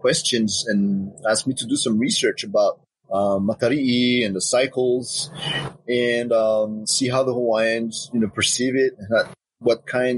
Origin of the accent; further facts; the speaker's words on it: Windward Islands, French Polynesia; now in Papeete, French Polynesia; I was born here in Papeete, where I live right now, and but I grew up in Moorea in Papetoe